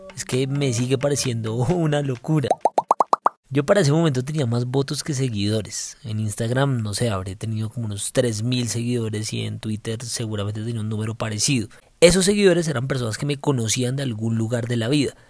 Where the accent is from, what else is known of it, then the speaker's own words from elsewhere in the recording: Bogotá, Colombia; soy bogotano y soy abogado